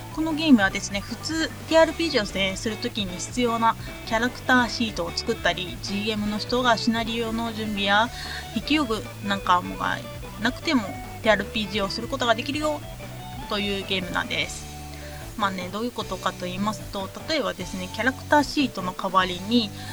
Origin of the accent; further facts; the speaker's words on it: Ehime, Japan; moved away; 私の 地元愛媛県